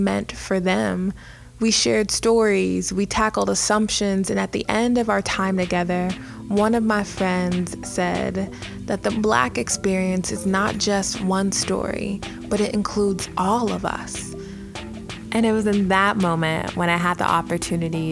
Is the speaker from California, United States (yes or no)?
no; Minnesota, United States; I was born in Minnesota.